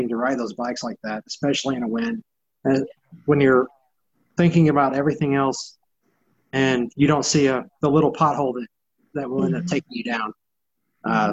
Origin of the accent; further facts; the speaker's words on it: Texas, United States; I'm from Texas